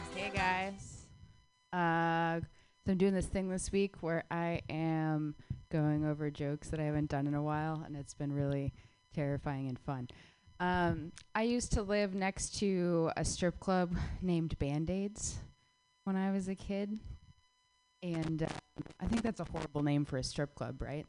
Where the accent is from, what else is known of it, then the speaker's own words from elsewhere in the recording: Phoenix, Arizona, United States; moved away; my hometown